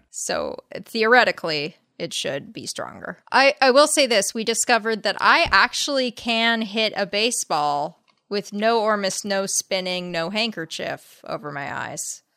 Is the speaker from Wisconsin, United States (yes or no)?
no; La Crescenta, California, United States; born or raised there